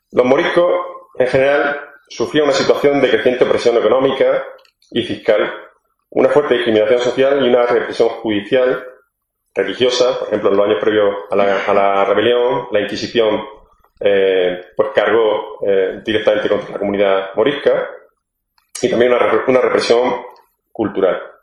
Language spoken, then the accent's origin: Spanish; Granada, Andalusia, Spain; moved away; soy granadino en el exilio